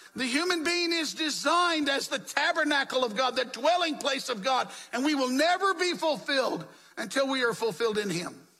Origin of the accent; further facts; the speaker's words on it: the South, United States; When I was growing up in the South, and I was living in the Jim Crow South